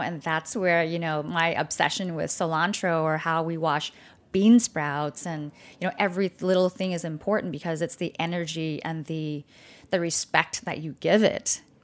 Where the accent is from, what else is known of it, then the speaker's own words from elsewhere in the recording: California, United States; moved away as an adult; also born or lived in Vietnam / Malaysia; now in Dallas, United States; growing up in California